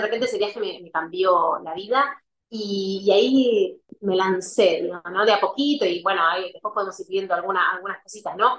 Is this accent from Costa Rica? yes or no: no; Argentina; moved away as an adult; soy argentina